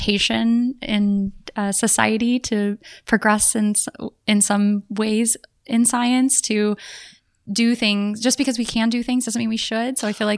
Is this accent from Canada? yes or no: no; South Texas, United States; same for me as a South Texan.